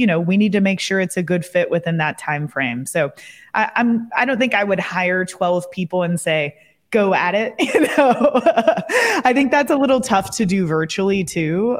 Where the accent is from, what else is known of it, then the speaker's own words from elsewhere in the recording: Kentucky, United States; moved away as an adult; also born or lived in Colorado / Amsterdam; I moved back to my hometown in Kentucky